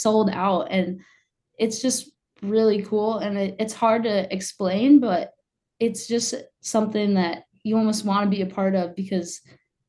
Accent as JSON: {"language": "English", "town": "Lakeville", "region": "Minnesota", "country": "United States", "tie": "born or raised there", "said": "my hometown friends"}